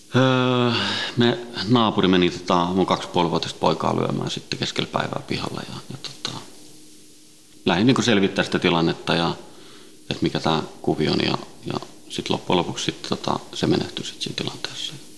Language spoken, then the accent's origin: Finnish; Helsinki, Uusimaa, Finland; also born or lived in Sweden; Ruotsista lähtöisin ja, ja tota, Ruotsin lähiössä kasvanut ja syntynyt ja, ja tota, viisivuotiaana noin tultiin Suomeen, Itä-Helsinkiin